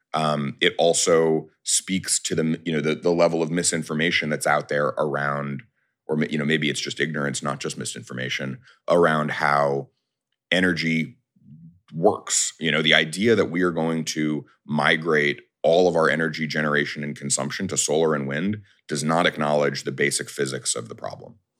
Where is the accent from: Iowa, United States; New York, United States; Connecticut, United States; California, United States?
New York, United States; I'm a New Yorker